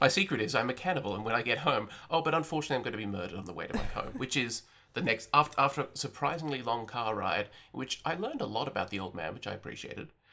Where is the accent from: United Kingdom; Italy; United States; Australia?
Australia; I'm an Australian who lives outside of the cultural bubble